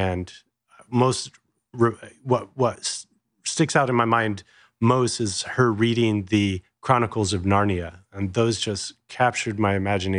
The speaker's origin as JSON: {"language": "English", "region": "California", "country": "United States", "tie": "born there", "said": "So I was born in Southern California. I'm one of seven."}